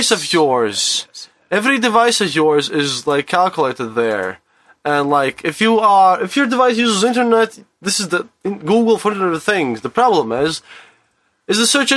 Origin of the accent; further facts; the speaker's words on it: Riga, Latvia; from Riga, Latvia, from EU